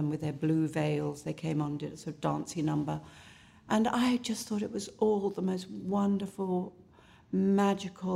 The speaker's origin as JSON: {"language": "English", "town": "Southend-on-Sea", "region": "East of England", "country": "United Kingdom", "tie": "born or raised there", "also_born_or_lived": "London", "said": "I was raised in both in London and in a little place called Southend-on-Sea in Essex"}